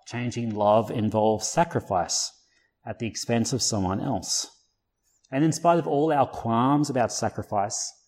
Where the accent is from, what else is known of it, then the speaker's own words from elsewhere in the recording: Blue Mountains, New South Wales, Australia; I grew up in the Blue Mountains